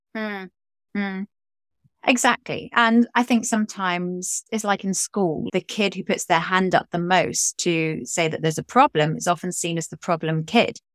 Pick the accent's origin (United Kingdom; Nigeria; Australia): United Kingdom; England; me being English